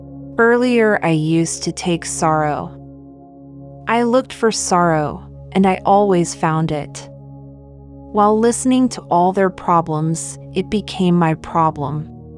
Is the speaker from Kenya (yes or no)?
yes; Kenya; born there; moved away; also born or lived in Seychelles / Germany; I was born in Kenya, studied in Seychelles, and then went to Germany for studies, and so finally I felt that I don't belong to anywhere.